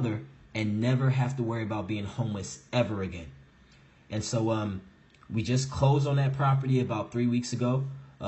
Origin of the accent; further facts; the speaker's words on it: St. Louis, Missouri, United States; moved away as an adult; also born or lived in Chicago, Illinois; now in New Jersey, United States; I am originally from St. Louis, Missouri. I grew up in St. Louis and Chicago my entire life. So definitely a Midwest boy